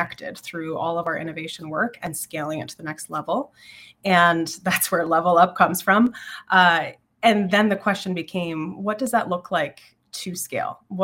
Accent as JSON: {"language": "English", "region": "Southwestern Ontario", "country": "Canada", "tie": "born or raised there", "moved": "yes", "lives_now": "Ottawa, Canada", "said": "I live in Ottawa now, but I grew up in Southwestern Ontario"}